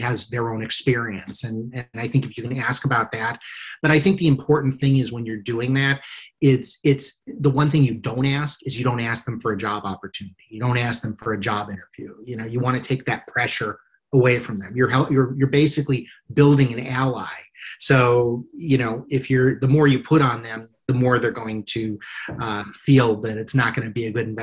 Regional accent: United States; as an American society

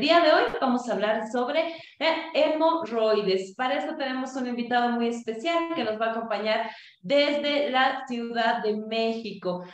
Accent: Bolivia; also born or lived in Cochabamba, Bolivia; nuestro país, Bolivia

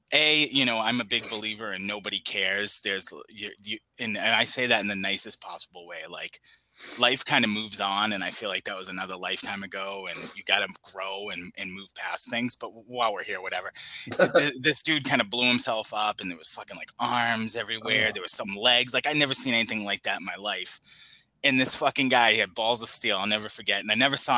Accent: Boston, Massachusetts, United States; I grew up in Boston

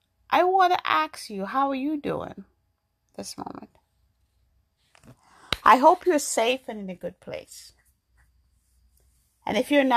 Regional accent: New York, United States; also born or lived in Jamaica; now in Massachusetts, United States; I grew up in New York. I was born in Jamaica. I went to New York when I was 12, and I grew up there, and then I moved to Massachusetts.

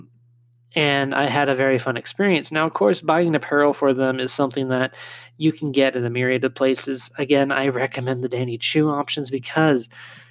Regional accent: California, United States; moved away; where I grew up in California

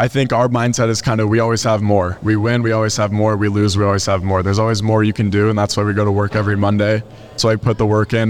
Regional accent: Lakewood, Colorado, United States; I'm from Lakewood, Colorado, so not too far from home

